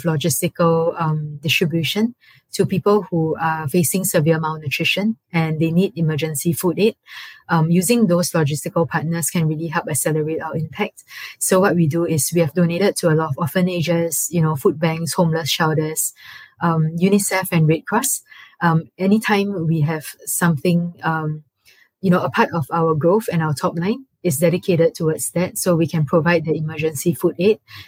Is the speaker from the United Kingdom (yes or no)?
no; Singapore; moved away as an adult; most of my formative years growing up in Singapore and being raised there is a very, very safe, protective bubble.